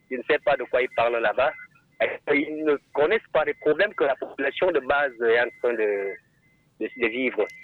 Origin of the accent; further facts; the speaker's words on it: Wal village, near Minta, Centre, Cameroon; now in Yaoundé, Cameroon; je suis de Wal, village Wal.